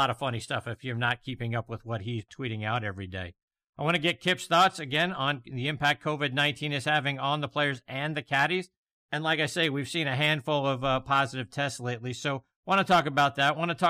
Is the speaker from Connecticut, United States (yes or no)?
no; Pittsburgh, Pennsylvania, United States; I'm from Pittsburgh and grew up a huge Pirates fan, and I'm from actually Penn Hills.